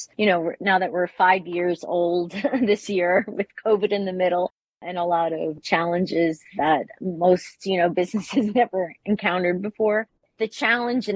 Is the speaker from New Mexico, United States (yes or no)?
no; New York, United States; moved away as an adult; now in Bologna, Italy; I'm originally from New York